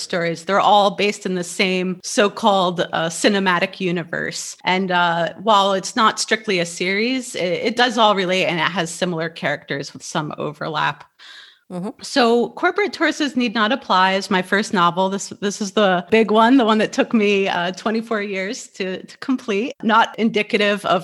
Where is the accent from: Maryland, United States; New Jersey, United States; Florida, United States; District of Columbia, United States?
New Jersey, United States; moved away as an adult; also born or lived in New Mexico / Kabul, Afghanistan; I was born and raised in New Jersey